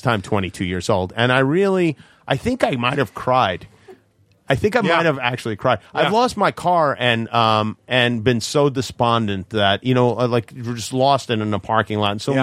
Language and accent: English; New York City, New York, United States; I grew up in Brooklyn